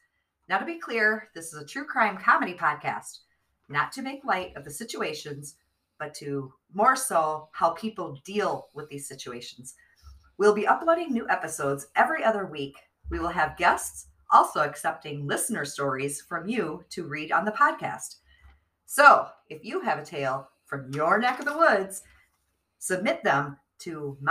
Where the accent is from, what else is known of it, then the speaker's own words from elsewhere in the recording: Midwest Iowa, United States; we're from Midwest Iowa, born and raised